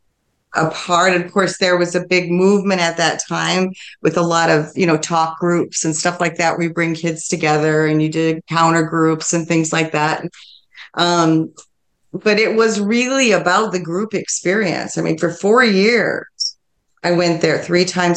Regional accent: Milford, Michigan, United States; I grew up in Milford, Michigan

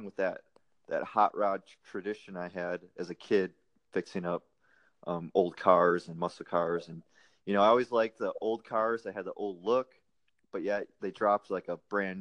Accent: Wisconsin, United States; moved away as an adult; also born or lived in Fort Hood, Texas; now in Austin, United States; I'm originally from Wisconsin, a small town in Wisconsin

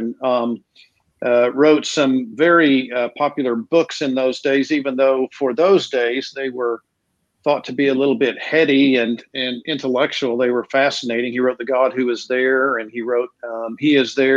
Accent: Texas, United States; now in Philadelphia, United States; I was born and raised in Texas

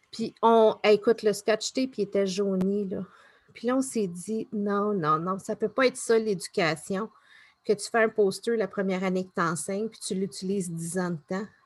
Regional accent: Newfoundland and Labrador, Canada; born there; Plus je suis neuf, parce que je suis née à Terre-Neuve.

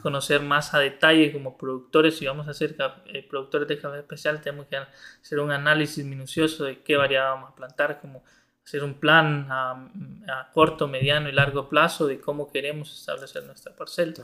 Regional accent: Mercedes, Ocotepeque, Honduras; moved away; also born or lived in Santa Rosa de Copán; yo soy originario de Mercedes Ocotepeque, una comunidad del occidente de Honduras.

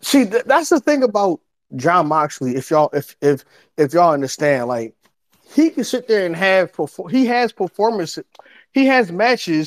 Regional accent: Philadelphia, Pennsylvania, United States; I'm from Philly

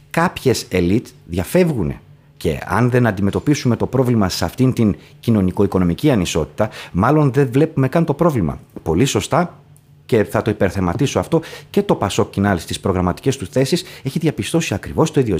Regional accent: Thessaloniki, Central Macedonia, Greece; Εγώ ως Θεσσαλονικιός

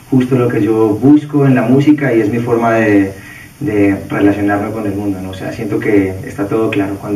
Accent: Colombia; soy músico de Colombia.

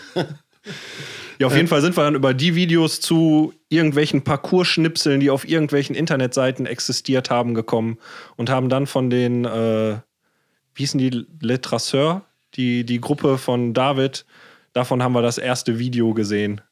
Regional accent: Ruhr area, North Rhine-Westphalia, Germany; ich bin im Ruhrport aufgewachsen

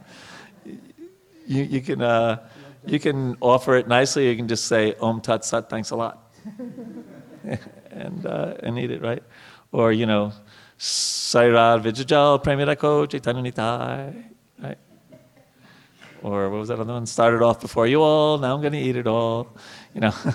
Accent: New York, United States; I grew up in New York

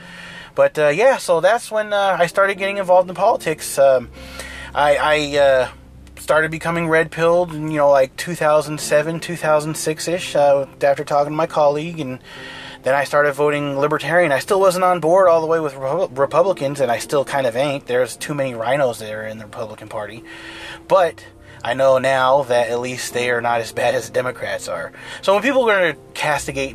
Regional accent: Bay Area, California, United States; now in the Valley, California, United States; I grew up in the Bay Area of California. I currently live in the Valley

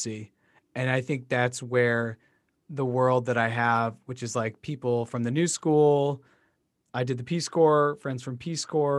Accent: Beverly, Massachusetts, United States; also born or lived in Colombia; this is how I was raised in Beverly, but I was born in Columbia and I was adopted.

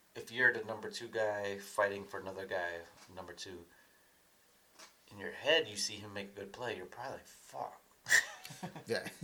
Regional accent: Columbia, Maryland, United States; The entire all of Columbia is connected by bike paths. We have uh, lots of parks throughout

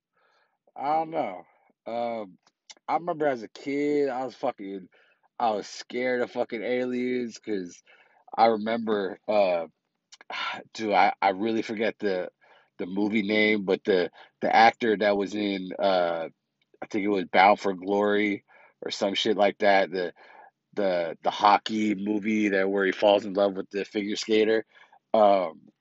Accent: Bay Area, California, United States; from the Bay Area. My hometown. Well, not specifically, just my area, the Bay Area

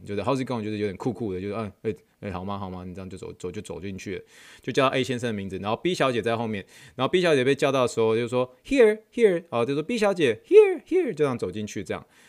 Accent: Taiwan; now in United States; 他们都知道我从台湾来的

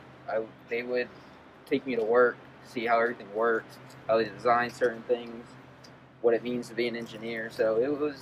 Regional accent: Maryland, United States; I'm from Maryland

